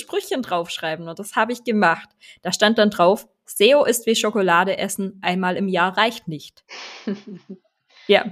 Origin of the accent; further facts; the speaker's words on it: Swabia, Baden-Württemberg, Germany; accent: Swabian; Ich bin halt eine Schwäbin